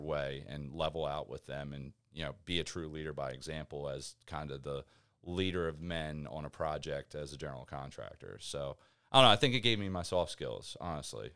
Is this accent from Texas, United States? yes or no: no; Rising Sun, Maryland, United States; moved away as an adult; also born or lived in Baltimore, Maryland; now in Florida, United States; from, uh, a little town called Rising Sun, Maryland